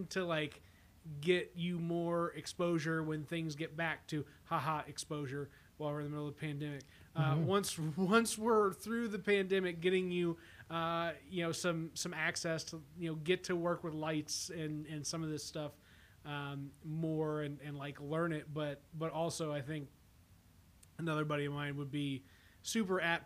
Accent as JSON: {"language": "English", "town": "Carbondale", "region": "Illinois", "country": "United States", "tie": "born or raised there", "said": "growing up in Carbondale"}